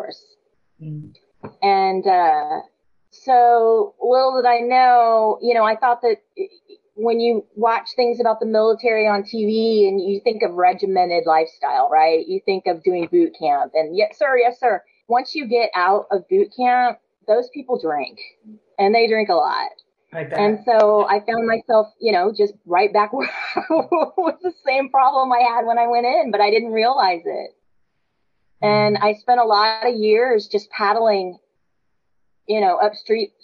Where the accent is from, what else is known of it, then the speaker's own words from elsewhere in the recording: San Antonio, Texas, United States; I'm the youngest of 12 kids. I'm from San Antonio, big Catholic family